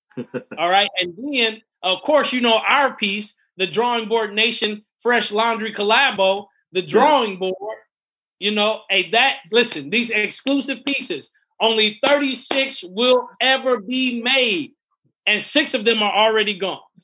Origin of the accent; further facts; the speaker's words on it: Fort Wayne, Indiana, United States; moved away; also born or lived in North Carolina; I was home in Fort Wayne